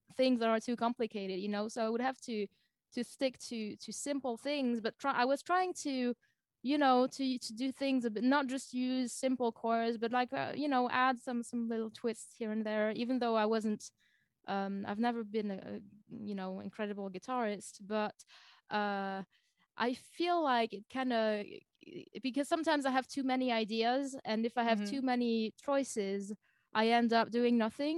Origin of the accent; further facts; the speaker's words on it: close to Lausanne, Vaud, Switzerland; first language French; English is a second language; also born or lived in Germany; I'm from Switzerland.